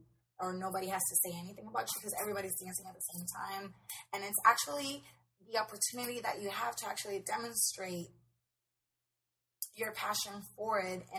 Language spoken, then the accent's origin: English; Puerto Rico; we're from Puerto Rico